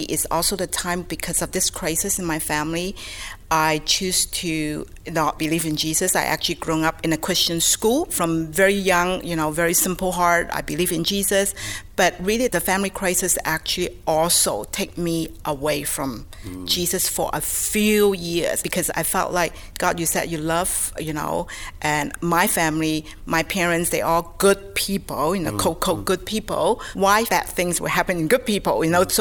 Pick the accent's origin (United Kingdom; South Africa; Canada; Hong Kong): Hong Kong; growing up in Hong Kong